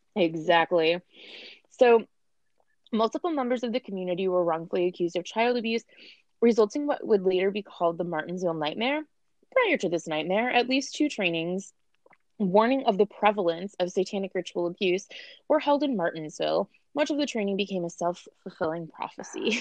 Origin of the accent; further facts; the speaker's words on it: United States; we're from America